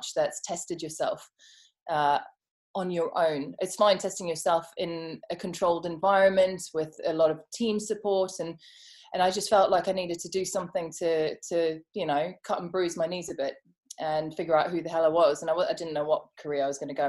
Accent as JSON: {"language": "English", "town": "Johannesburg", "region": "Gauteng", "country": "South Africa", "tie": "born or raised there", "said": "I grew up in Johannesburg"}